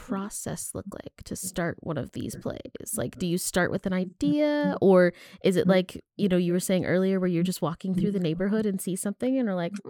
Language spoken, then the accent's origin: English; Virginia, United States; I'm actually from Virginia